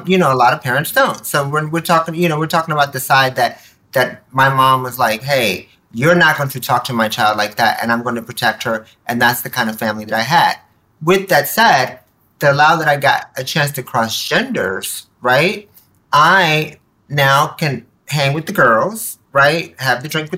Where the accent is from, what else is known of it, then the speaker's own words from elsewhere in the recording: Nicaragua; now in United States; I was born in Nicaragua, Central America. You know, we were immigrants, came here, were dirt poor